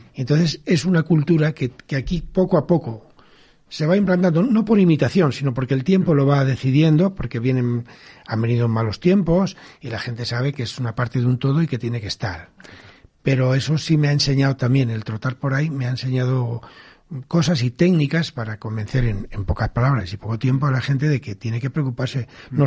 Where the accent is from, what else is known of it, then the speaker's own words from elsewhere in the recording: Campo de Criptana, Castilla-La Mancha, Spain; moved away; estoy muy agradecido a mi pueblo porque ellos me tratan muy bien y, yo tengo una gran fin contacto sigo teniendo casa allí tengo familia y no renuncio todo lo contrario presumo de ser de Campo Quintana